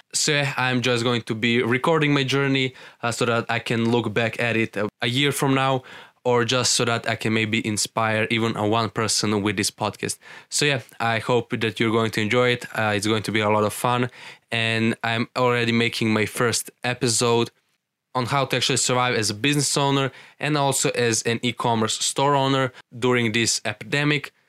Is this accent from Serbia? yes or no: yes; Serbia; I'm from Serbia